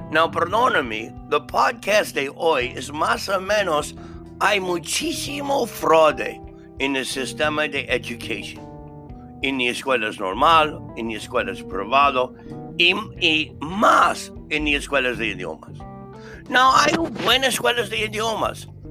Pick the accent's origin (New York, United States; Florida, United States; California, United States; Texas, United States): New York, United States; Spanish is a second language; now in Mexico; Yo soy de Nueva York, pero estuvo viviendo en más de 17 países.